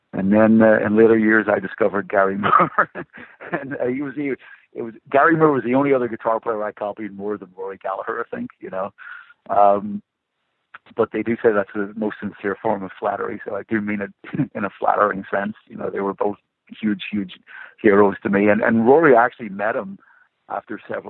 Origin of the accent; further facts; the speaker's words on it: Belfast, Northern Ireland, United Kingdom; I grew up in Belfast in the 1970s